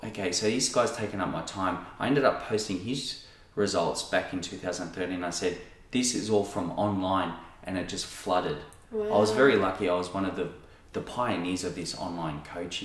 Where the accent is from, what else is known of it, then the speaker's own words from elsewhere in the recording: Sydney, New South Wales, Australia; moved away; also born or lived in Noosa; the guys I grew up with in Sydney